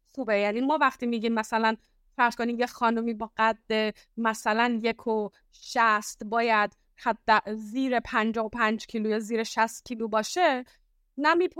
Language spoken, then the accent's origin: Persian; Iran; moved away as an adult; also born or lived in United States; now in Istanbul, Turkey; توی ایران بزرگ شدم